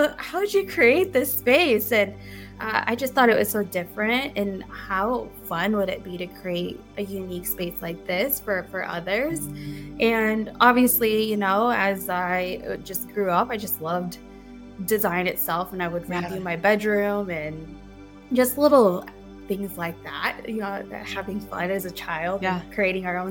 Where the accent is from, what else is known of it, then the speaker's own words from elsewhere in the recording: Midwest, United States; also born or lived in Philippines; I grew up in the Midwest